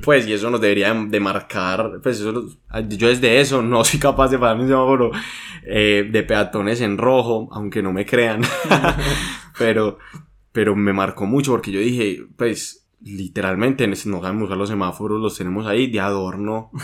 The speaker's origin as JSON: {"language": "Spanish", "town": "Medellín", "region": "Antioquia", "country": "Colombia", "said": "nosotros somos de Medellín, Colombia"}